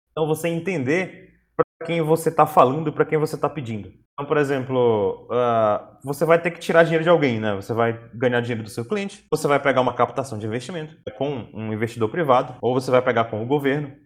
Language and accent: Portuguese; Pará, Brazil; A gente, como paraense